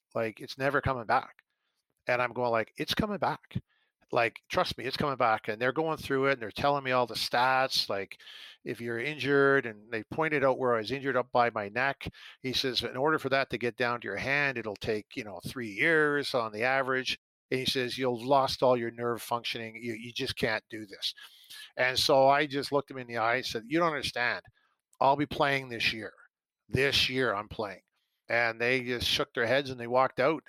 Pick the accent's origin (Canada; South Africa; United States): Canada; growing up in Canada